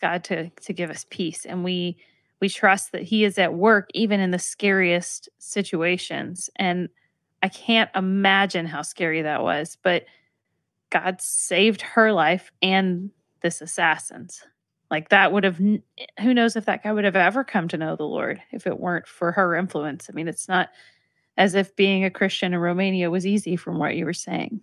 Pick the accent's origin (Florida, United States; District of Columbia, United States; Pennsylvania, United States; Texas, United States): Texas, United States; I'm from Texas